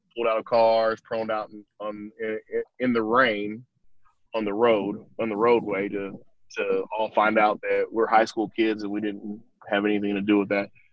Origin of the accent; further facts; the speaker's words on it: Fresno, California, United States; Born and raised in uh, Fresno, California, the Central Valley